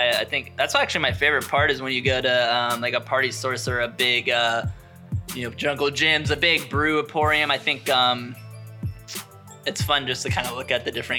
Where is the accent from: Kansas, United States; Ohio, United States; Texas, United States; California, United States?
Ohio, United States; I'm from Amish country.